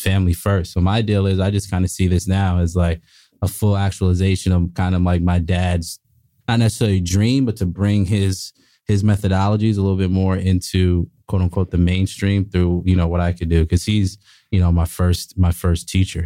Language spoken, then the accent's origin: English; South Orange, New Jersey, United States; also born or lived in Montana; I grew up in, uh, South Orange, New Jersey